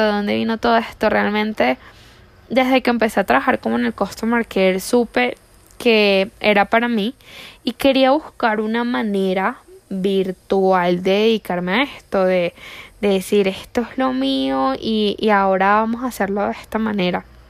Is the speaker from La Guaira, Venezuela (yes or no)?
yes; La Guaira, Venezuela; moved away as an adult; now in Colombia; yo soy venezolana, vengo de una parte de Venezuela que se llama La Guaira y ahí está mi corazón.